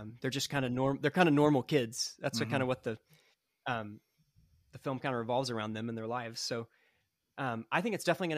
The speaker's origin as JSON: {"language": "English", "town": "Franklin", "region": "Tennessee", "country": "United States", "tie": "born or raised there", "said": "my hometown of Franklin, Tennessee. You know, I live about 5 minutes from where they did most of the shooting"}